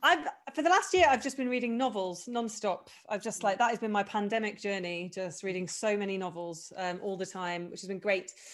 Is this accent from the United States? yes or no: no; United Kingdom; I am British, so I don't want to mock my own people